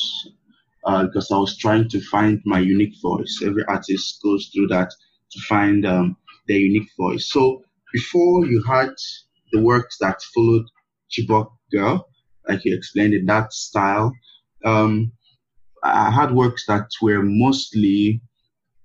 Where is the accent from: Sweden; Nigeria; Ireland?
Nigeria; my being a Black person, to my being a Nigerian, to my being an African